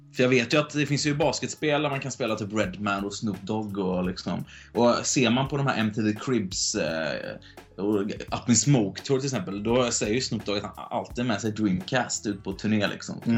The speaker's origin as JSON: {"language": "Swedish", "town": "Gothenburg", "region": "Västra Götaland", "country": "Sweden", "said": "Speciellt om jag är från Göteborg."}